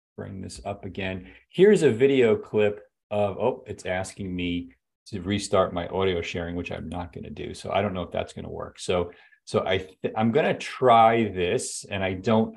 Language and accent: English; United States; as an American taxpayer